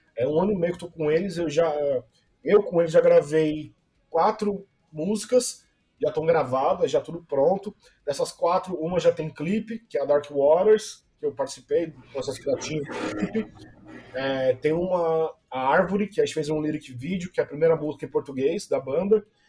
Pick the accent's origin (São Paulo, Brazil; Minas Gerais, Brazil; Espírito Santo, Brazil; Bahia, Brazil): São Paulo, Brazil; eu sou do Jabaquara